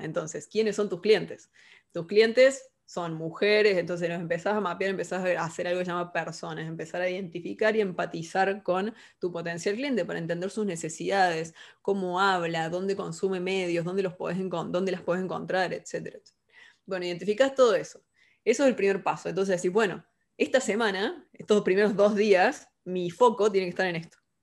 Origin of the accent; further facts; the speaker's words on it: Córdoba, Argentina; moved away as an adult; also born or lived in Carlos Paz, Argentina; now in Buenos Aires, Argentina; Soy cordobesa, argentina